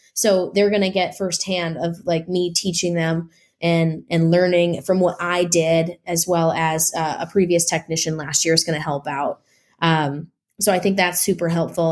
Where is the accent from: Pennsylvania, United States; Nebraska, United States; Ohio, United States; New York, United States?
Nebraska, United States; also born or lived in Midwest; now in Los Angeles, United States; I'm originally from Nebraska